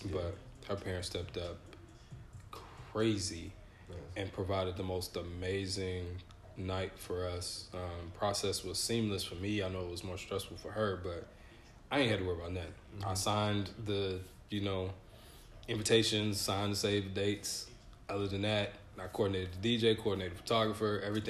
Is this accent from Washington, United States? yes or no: no; Grand Rapids, Michigan, United States; born there; Nope. So I was born in Grand Rapids, Michigan.